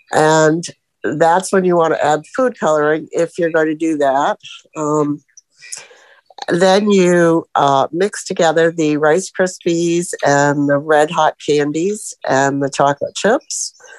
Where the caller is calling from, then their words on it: Sebring, Florida, United States; And I'm from Sebring, Florida, where we feel like it's kind of cold today